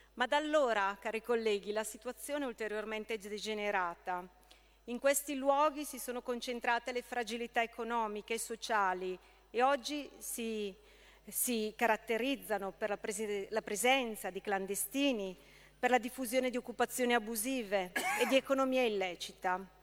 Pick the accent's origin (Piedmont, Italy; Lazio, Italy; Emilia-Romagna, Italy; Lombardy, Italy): Lombardy, Italy; Brescia; Io da bresciana